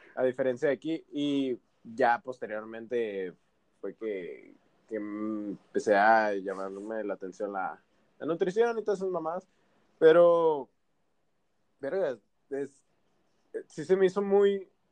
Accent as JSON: {"language": "Spanish", "country": "Mexico", "said": "Como mexicano"}